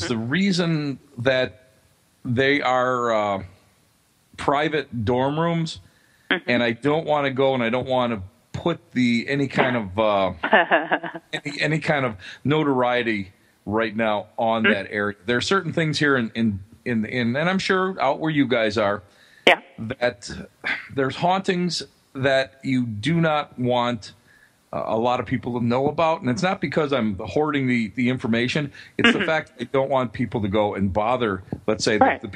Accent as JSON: {"language": "English", "town": "Buffalo", "region": "New York", "country": "United States", "tie": "born or raised there", "also_born_or_lived": "Cheektowaga, New York", "said": "Buffalo is my hometown. It's where I was born. It's where I've lived most of my life"}